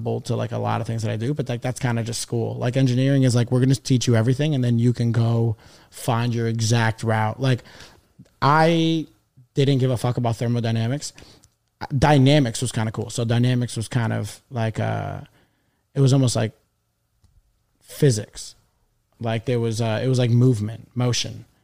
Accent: New York City, New York, United States; now in Manhattan, United States; I grew up in Astoria.

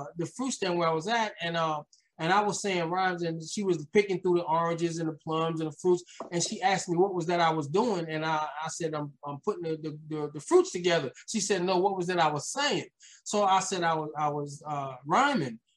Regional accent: New York City, New York, United States; also born or lived in Queens, New York; I had those days of struggle back in Brooklyn, New York, where most of my life, well, I was born in Queens, but I lived a lot of my life in Brooklyn

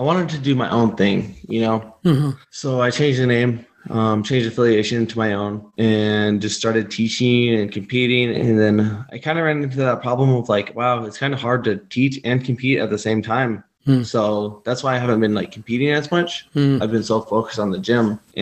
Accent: Southern California, United States; moved away; I was born in Northern California, but most of my life I was in Southern California.

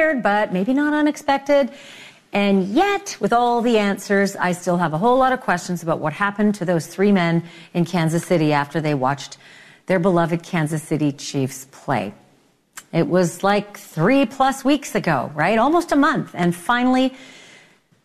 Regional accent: Winnipeg, Manitoba, Canada; I'm from Winnipeg

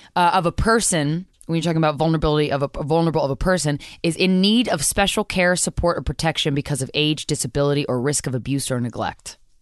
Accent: Virginia, United States; I grew up in Virginia

